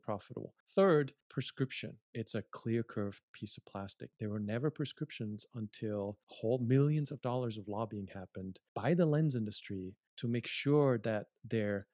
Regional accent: Germany; moved away as an adult; also born or lived in United States; I'm from Germany

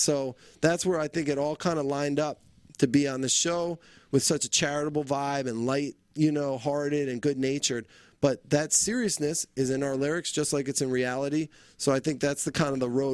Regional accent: New Jersey, United States; moved away; I'm originally from New Jersey

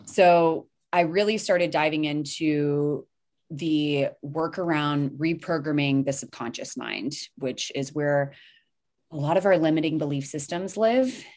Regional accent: the South, United States; where I grew up here in the South

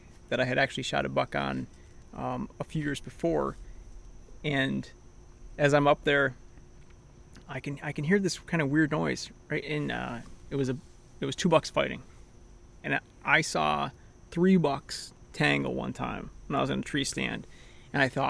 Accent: Central New York, United States; moved away as an adult; also born or lived in New Hampshire; now in Massachusetts, United States; I'm originally from Central New York. Now I live in Massachusetts, but spent a good portion of time in New Hampshire too

